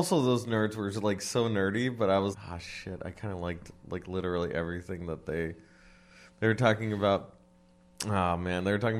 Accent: West Covina, California, United States; And I'm from West Covina.

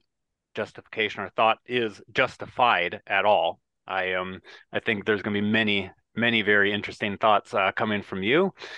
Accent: Midwest, United States; I'm a Midwesterner.

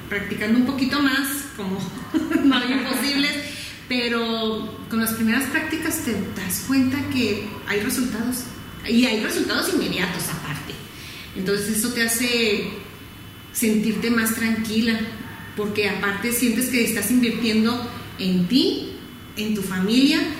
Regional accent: Guadalajara, Jalisco, Mexico; No, soy de aquí de Guadalajara.

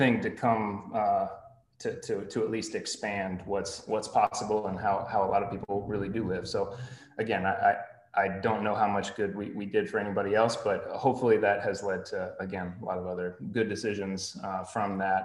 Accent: Greenville, United States; moved away; Greenville specifically was, I was born and raised here

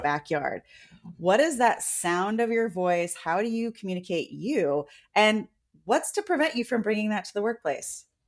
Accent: San Francisco, California, United States; I was born in San Francisco.

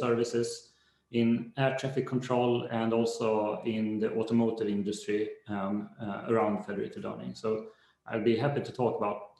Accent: Sweden; I'm from Sweden

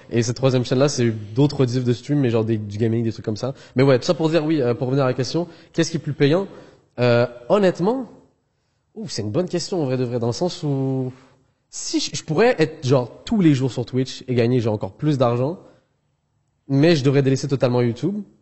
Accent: Algeria; born there; je suis né en Algérie, donc j'ai toujours eu un peu, euh, j'ai la famille en France aussi

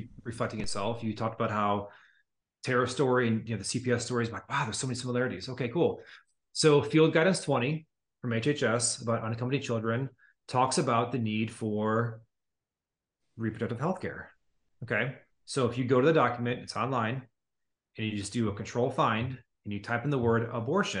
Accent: United States; I'm an American.

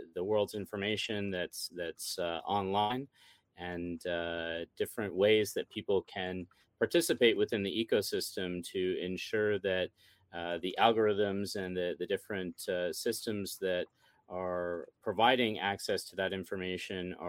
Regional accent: Midland, Ontario, Canada; my hometown, Midland, Ontario, Canada

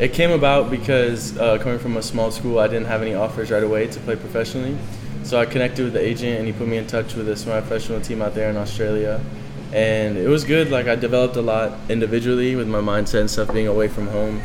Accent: Charlotte, North Carolina, United States; my hometown in Charlotte

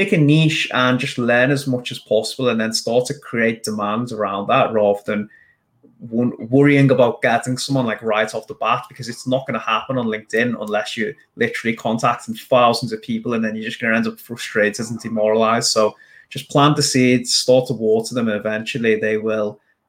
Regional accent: India; but main problem arises in getting cold clients, as I am from India.

